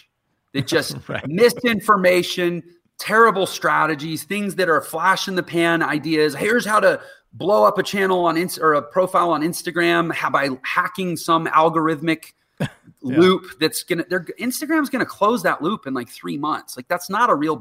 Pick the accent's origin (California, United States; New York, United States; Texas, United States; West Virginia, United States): Texas, United States; I'm from Texas